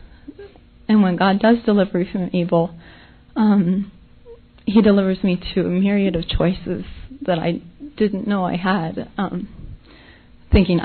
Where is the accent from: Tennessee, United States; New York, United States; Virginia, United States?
Tennessee, United States; Nashville; I'm from Nashville